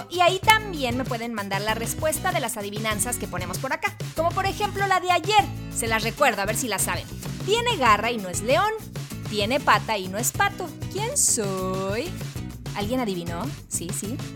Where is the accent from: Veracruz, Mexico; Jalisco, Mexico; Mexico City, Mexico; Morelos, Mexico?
Mexico City, Mexico; soy de la Ciudad de México